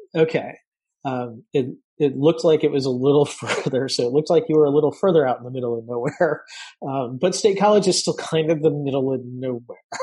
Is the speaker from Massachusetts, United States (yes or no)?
yes; Massachusetts, United States; moved away; also born or lived in upstate New York; I grew up in Massachusetts and I lived for a while in, in upstate New York